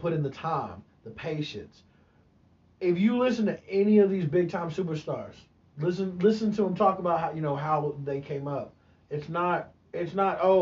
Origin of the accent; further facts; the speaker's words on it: Atlanta, Georgia, United States; now in Oklahoma, United States; in Atlanta, which is my hometown